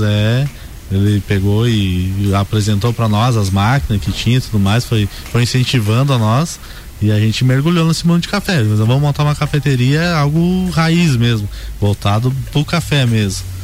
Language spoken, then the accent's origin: Portuguese; Capinzal, Santa Catarina, Brazil; moved away as an adult; Eu sou de Capinzal, uma cidadezinha bem pequenininha ali perto de Piratuba